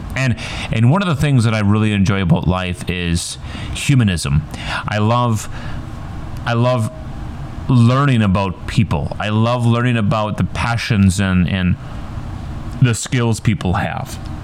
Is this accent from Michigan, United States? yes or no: yes; Ironwood, Michigan, United States; accent: northern; moved away as an adult; also born or lived in Duluth, Minnesota; I grew up in the Upper Peninsula of Michigan, a little old town